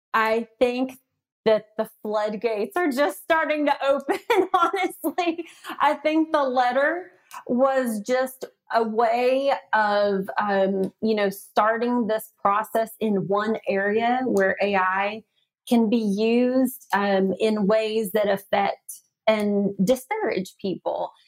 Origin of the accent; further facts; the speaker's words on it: the South, United States; accent: Southern; my Southern accent